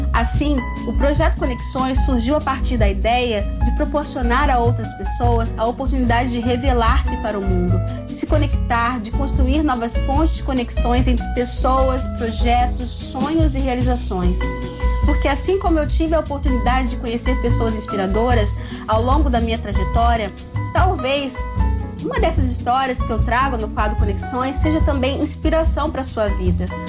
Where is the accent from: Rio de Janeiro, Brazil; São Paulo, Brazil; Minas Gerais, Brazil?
Rio de Janeiro, Brazil; Itaboraí; also born or lived in São Gonçalo; Eu nasci em São Gonçalo e morei grande parte da minha vida na cidade de Itaboraí, em um bairro chamado Aldeia da Prata.